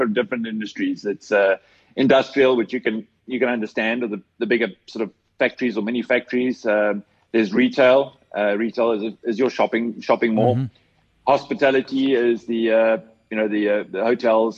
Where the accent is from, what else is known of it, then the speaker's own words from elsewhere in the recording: South Africa; as a South African